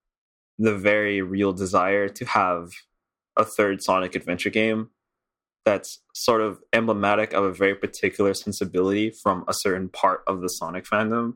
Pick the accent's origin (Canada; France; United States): Canada; Montreal, Quebec; I'm from Montreal